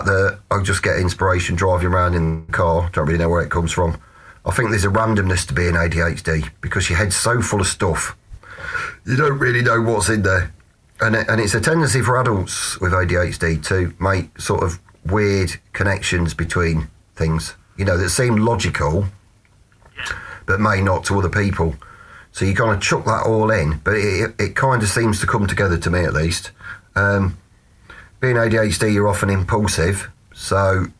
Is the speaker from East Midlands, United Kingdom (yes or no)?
yes; Hinckley, East Midlands, United Kingdom; now in Wigston, United Kingdom; I'm from Hinckley